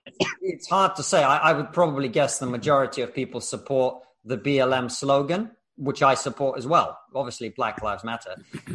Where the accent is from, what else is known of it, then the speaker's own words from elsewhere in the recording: Russia; I come from Russia. My grandparents were born in the Soviet gulag for political prisoners.